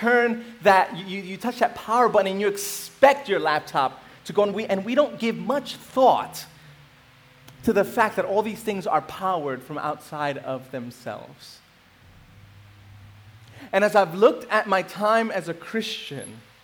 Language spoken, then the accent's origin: English; New York City, New York, United States; moved away as an adult; I grew up in New York City. I've been here for about 8 years